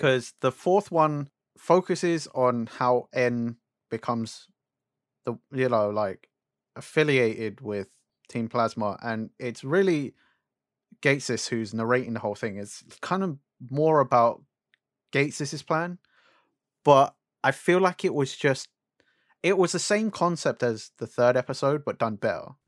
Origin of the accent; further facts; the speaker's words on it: United Kingdom; we're British